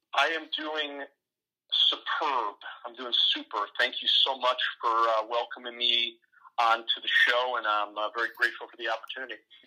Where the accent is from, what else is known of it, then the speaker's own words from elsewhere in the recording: Ohio, United States; I live in the Midwest in a state called Ohio. I was born here in Ohio